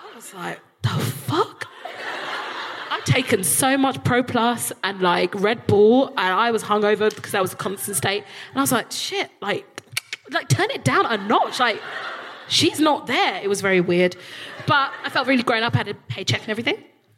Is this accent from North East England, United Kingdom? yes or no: no; London, United Kingdom; also born or lived in Highgate, London; I'm a South East Londoner, I'm from Peckham